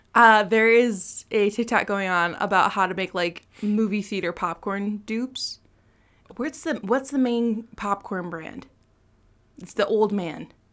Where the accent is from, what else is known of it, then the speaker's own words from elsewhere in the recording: Allegan, Michigan, United States; Shulow's in Allegan, um, which is my hometown